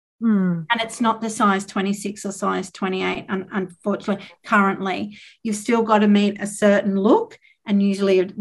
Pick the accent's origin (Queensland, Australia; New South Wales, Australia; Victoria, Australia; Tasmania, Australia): Tasmania, Australia; I grew up in Tasmania in the 80s and 90s